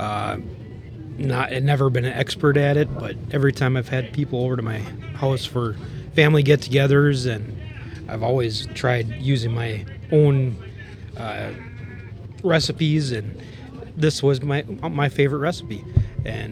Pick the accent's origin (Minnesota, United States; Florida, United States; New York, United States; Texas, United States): Minnesota, United States; Wright County; I'm from Wright County.